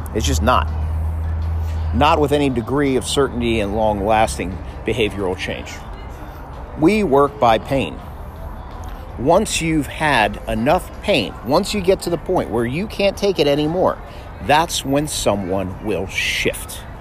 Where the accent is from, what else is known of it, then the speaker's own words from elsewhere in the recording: South Florida, United States; I grew up in South Florida